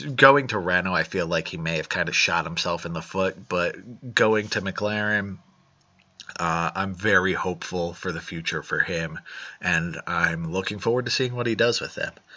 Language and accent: English; United States; being an American